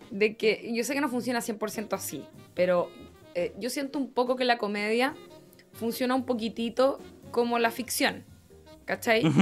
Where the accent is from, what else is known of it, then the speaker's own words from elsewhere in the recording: Rancagua, O'Higgins, Chile; Yo soy de Rancagua.